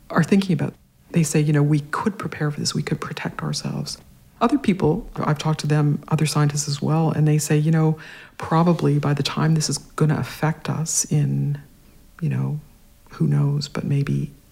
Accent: Regina, Saskatchewan, Canada; Saskatchewan, yeah. And uh, my mom was a painter.

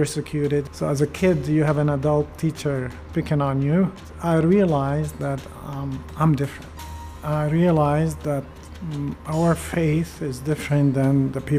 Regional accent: Baghdad, Baghdad Governorate, Iraq; moved away; I was born in Iraq, Baghdad, and my grandparents are from Turkey

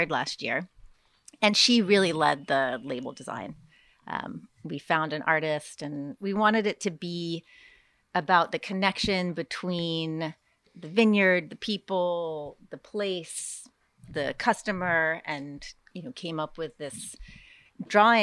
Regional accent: Washington, District of Columbia, United States; moved away; I grew up in Washington, D.C.

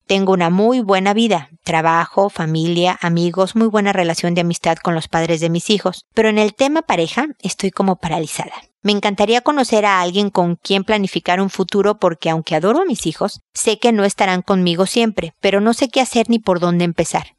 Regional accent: Mexico; also born or lived in United States; now in Chile; Yo soy mexicana, vivo en Chile. También he vivido por razones de trabajo en Estados Unidos.

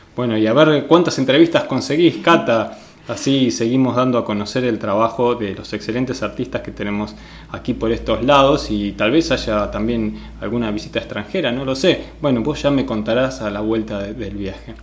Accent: San Miguel, Buenos Aires Province, Argentina; yo me crié ahí cerca, en San Miguel

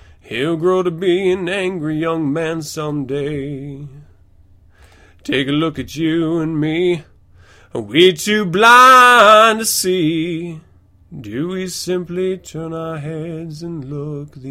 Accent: Fort Lewis, Washington, United States; I was born 514 in Fort Lewis, Washington, to Kimberly and Tom, my parents

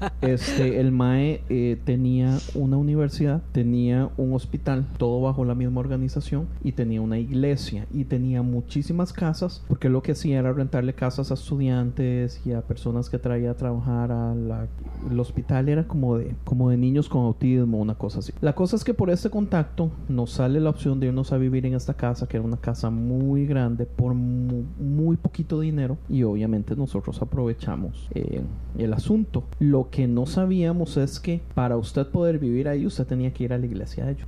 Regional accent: Costa Rica; moved away; yo vengo de Costa Rica donde donde la gente hace lo que sea para llegar al grupo de jóvenes

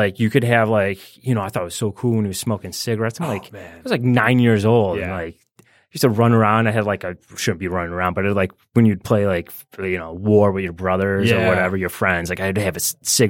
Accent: Michigan, United States; also born or lived in Illinois; But then I was raised out here in Michigan, moved here in sixth grade.

